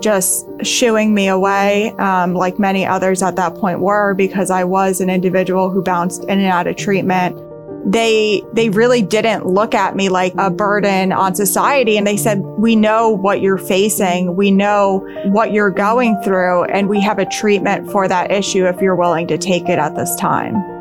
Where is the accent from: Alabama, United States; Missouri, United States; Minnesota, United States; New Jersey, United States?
New Jersey, United States; Hackettstown; also born or lived in Burlington County, New Jersey; I grew up in Hackettstown, New Jersey, which is in Warren County